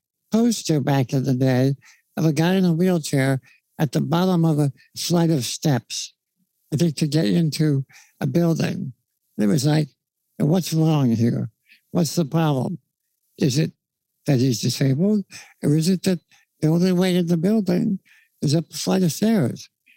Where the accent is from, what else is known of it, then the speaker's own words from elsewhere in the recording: New York, United States; now in Los Angeles, United States; I grew up in New York, so I used to talk very fast. I've been in L.A. now for many years